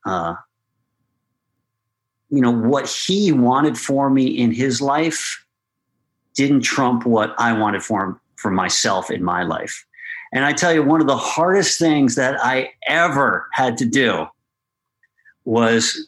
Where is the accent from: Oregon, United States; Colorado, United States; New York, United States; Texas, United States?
New York, United States; Westchester; I came from Westchester